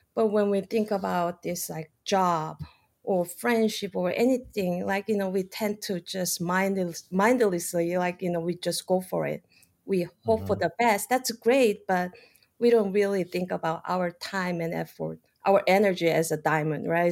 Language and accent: English; South Korea; moved away as an adult; now in United States; I'm like originally from South Korea, I pretty much done with the college education, study biology, and then just one day, you know, it's a time to take an adventure. And so I came here